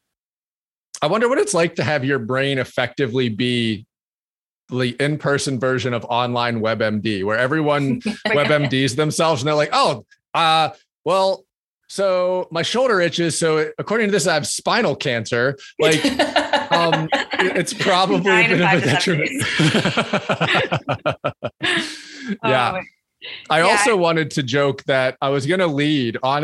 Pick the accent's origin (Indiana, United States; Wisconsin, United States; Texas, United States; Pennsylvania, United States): Pennsylvania, United States; I grew up in Pennsylvania